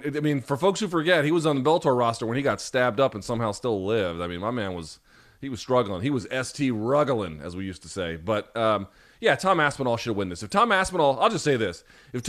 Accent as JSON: {"language": "English", "country": "India", "tie": "born there", "said": "I was born in India."}